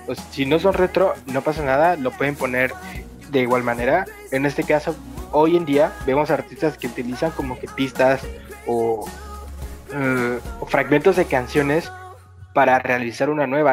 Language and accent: Spanish; Mexico; nosotros somos de México